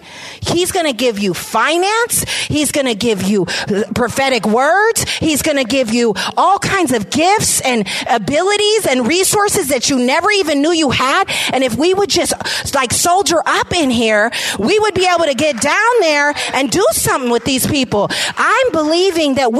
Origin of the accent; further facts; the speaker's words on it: San Francisco, California, United States; I was raised in San Francisco. I came here with my mom at the age of 2